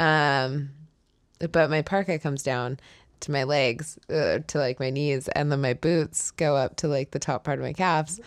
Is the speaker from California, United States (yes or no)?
yes; California, United States; moved away as an adult; I was from California